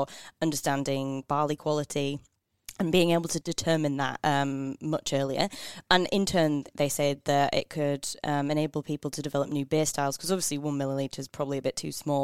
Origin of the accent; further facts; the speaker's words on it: England, United Kingdom; now in Australia; I'm so English